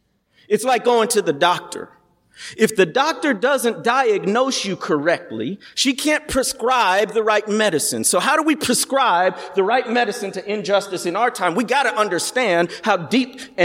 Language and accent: English; the Midwest, near Chicago, Illinois, United States; moved away as an adult; also born or lived in Arkansas; I grew up in the Midwest, actually about an hour from here in near Chicago. But I came down south through a program called Teach for America.